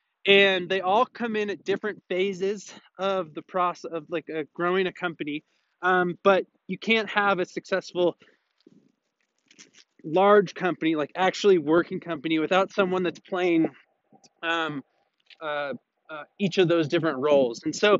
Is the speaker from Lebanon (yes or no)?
yes; Lebanon; I'm from Lebanon, and if some people here are not aware, we are going through a disastrous economic political crisis.